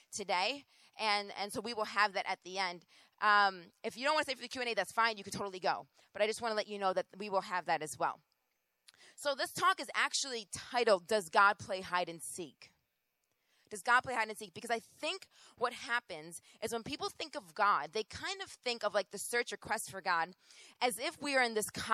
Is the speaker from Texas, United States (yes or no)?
no; Rochester, New York, United States; moved away; also born or lived in Boston; I am originally from Rochester, New York